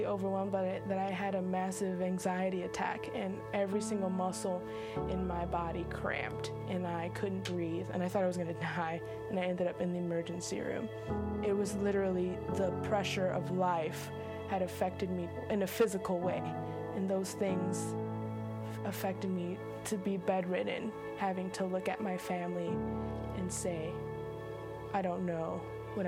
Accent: Indiana, United States; moved away as an adult; now in Florida, United States; I grew up in Indiana. I have been living in Florida now

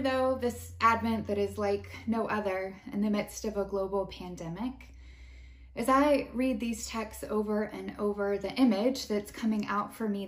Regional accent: United States; as Americans

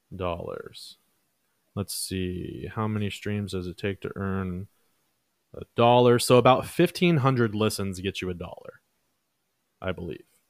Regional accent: Dallas, Texas, United States; also born or lived in Mansfield, Texas; Oak Cliff. That's my hood.

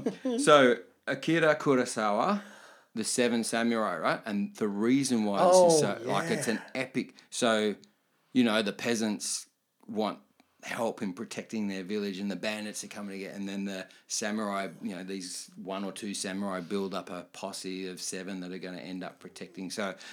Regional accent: United States; we're American.

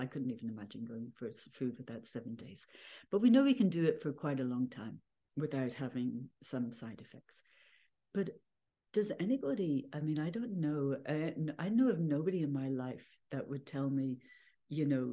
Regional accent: Ireland; born or raised there

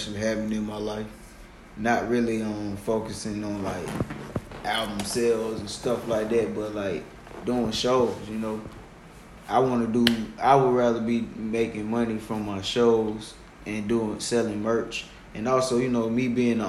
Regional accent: Decatur, Georgia, United States; I'm from over here in Decatur.

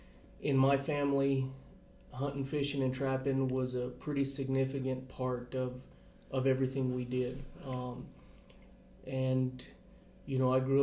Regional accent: Capitan, New Mexico, United States; also born or lived in Las Cruces, New Mexico / Farmington, New Mexico; I grew up in Captain, New Mexico, small community, rural community, ranching community. Grew up there hunting, fishing, trapping, and then went to school at New Mexico State in Las Cruces

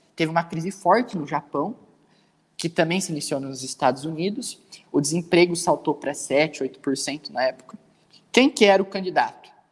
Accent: Dois Córregos, São Paulo, Brazil; Dois córregos. Uma cidade pequenininha no interior do estado de São Paulo

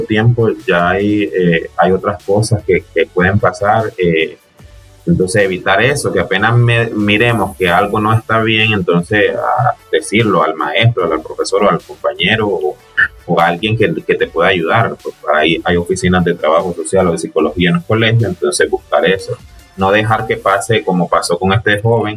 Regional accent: Nicaragua; moved away; yo soy nicaragüense y tengo un poco de estar acá

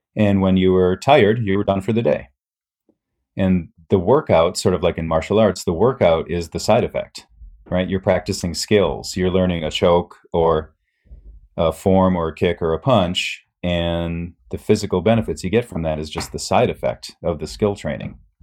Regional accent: Midwest, United States; moved away as an adult; also born or lived in Japan; growing up in the Midwest.

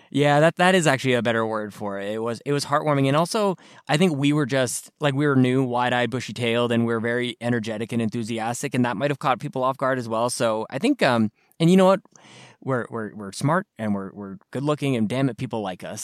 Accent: Canada; I'm from Canada.

